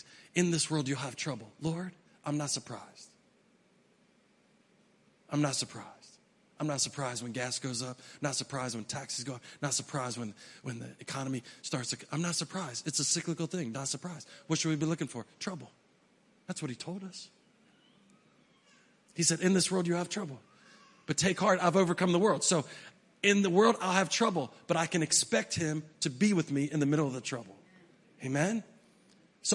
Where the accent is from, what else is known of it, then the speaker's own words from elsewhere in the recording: West Virginia, United States; we're from West Virginia